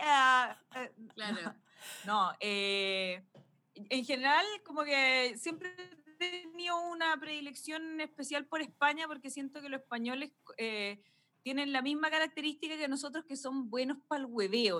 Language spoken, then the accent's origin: Spanish; Chile; uno viene de Latinoamérica, de Chile